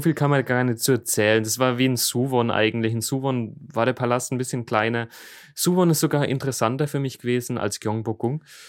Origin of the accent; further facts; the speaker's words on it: Middle Franconia, Bavaria, Germany; im Frankenländle, bei uns in Mittelfranken